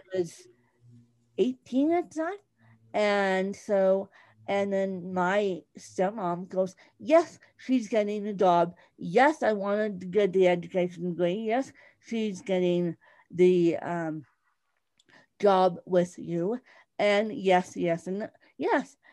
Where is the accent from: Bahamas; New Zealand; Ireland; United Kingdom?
Bahamas; accent: British; moved away; I um, grew up semi in a British colony in the Bahamas.